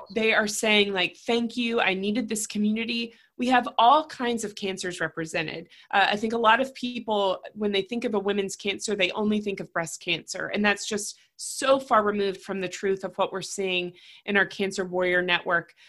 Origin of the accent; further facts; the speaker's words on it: Raleigh, North Carolina, United States; I, am born and raised in Raleigh. I still have family here